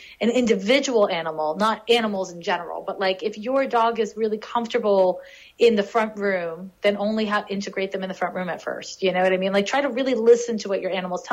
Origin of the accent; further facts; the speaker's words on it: Montreal, Quebec, Canada; moved away; in Montreal. This is my hometown. Montreal's my hometown.